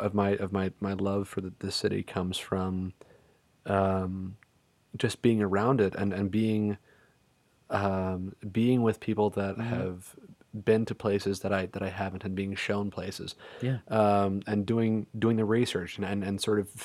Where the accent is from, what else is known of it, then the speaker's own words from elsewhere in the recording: Silver Spring, Maryland, United States; I'm from Silver Spring.